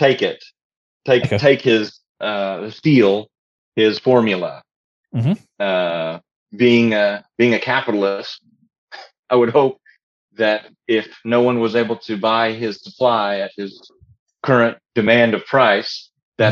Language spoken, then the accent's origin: English; United States